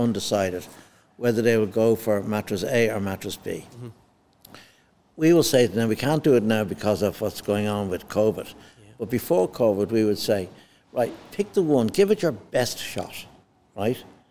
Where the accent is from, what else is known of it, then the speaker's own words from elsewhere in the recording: Ireland; the industry in my country